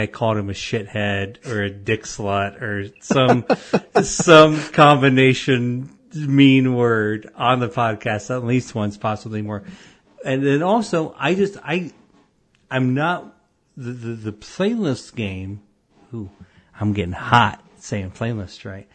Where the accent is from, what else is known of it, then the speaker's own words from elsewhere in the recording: Avon, Illinois, United States; I grew up in Avon, Illinois